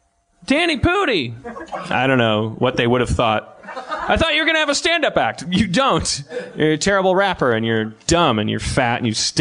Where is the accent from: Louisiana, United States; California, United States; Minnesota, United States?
Louisiana, United States; New Orleans; I am from New Orleans. Came up to Boston for Dan Harmon's show.